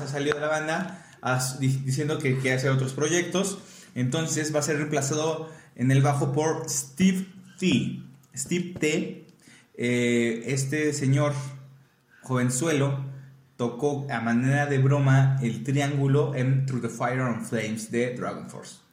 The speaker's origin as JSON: {"language": "Spanish", "country": "Mexico", "said": "nuestra identidad como mexicanos."}